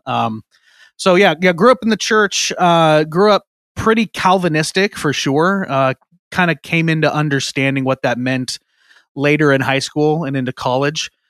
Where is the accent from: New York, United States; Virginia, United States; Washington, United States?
Washington, United States; Eastern; moved away as an adult; now in Seattle area, United States; I grew up in Eastern Washington, moved over to the Seattle area.